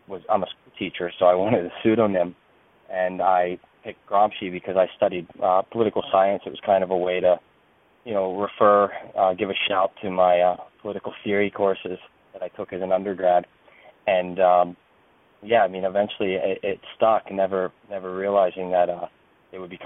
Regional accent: Castle Shannon, Pennsylvania, United States; also born or lived in Pittsburgh / Peters Township; I was born in Pittsburgh, raised in Castle Shannon, and then my family moved to Peters Township, and then I went away to school. But other than that, I came back after college, so lifelong.

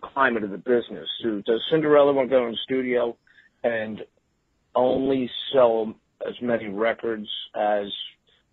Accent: Philadelphia, Pennsylvania, United States; I grew up in Philadelphia.

